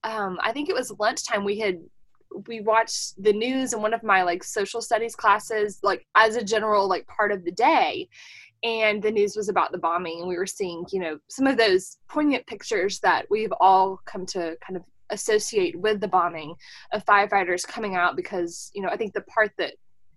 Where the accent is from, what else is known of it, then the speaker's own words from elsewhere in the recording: Texas, United States; moved away as an adult; now in Oklahoma, United States; when we moved to Oklahoma, as a Texan